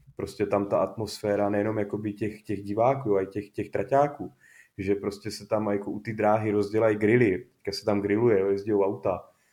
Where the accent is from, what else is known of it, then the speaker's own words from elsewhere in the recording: Czechia; jsme Češi